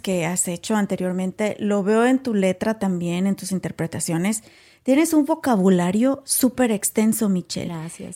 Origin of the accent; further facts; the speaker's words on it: Mexico; moved away as an adult; now in United States; otros hasta venimos con carrera también de México